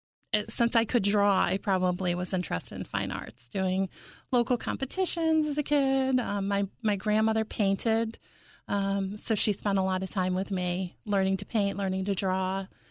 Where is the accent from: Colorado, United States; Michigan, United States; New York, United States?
New York, United States; Johnstown; born or raised there; now in Philadelphia area, United States